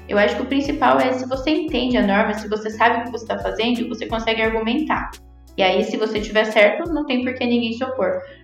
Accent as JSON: {"language": "Portuguese", "town": "Cascavel", "region": "Paraná", "country": "Brazil", "said": "eu sou de Cascavel, né, aqui no interior do Paraná"}